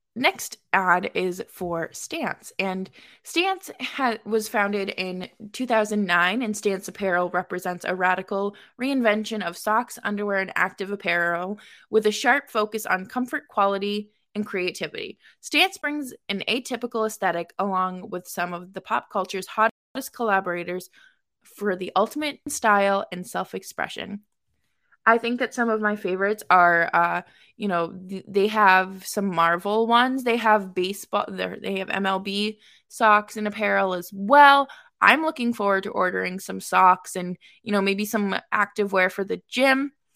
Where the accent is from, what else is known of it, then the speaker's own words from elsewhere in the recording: Boston, Massachusetts, United States; also born or lived in upstate New York; now in New York, United States; I'm originally from Boston